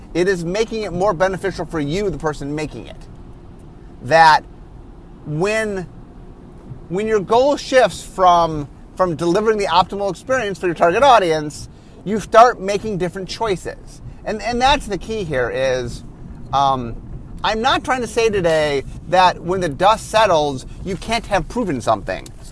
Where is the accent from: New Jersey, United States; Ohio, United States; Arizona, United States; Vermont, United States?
Ohio, United States; Cleveland; I grew up in Cleveland